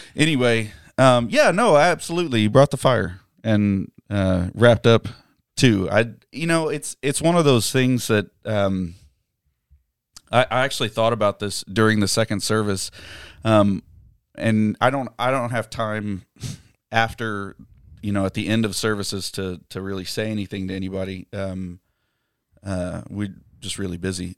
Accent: United States; being American

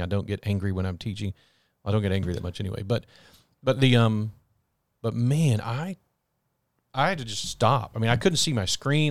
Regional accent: Texas, United States; as an American, a Texan, a Baptist

